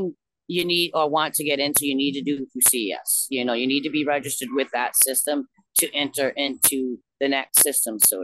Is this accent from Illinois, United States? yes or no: no; Newport, Rhode Island, United States; I'm from Newport